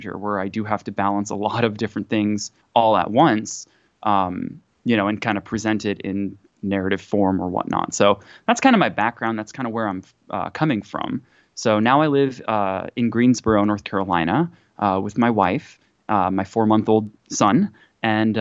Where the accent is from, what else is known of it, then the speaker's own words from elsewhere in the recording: Tokyo, Japan; now in United States; I was born and raised in Japan, Tokyo, Japan, to a mixed family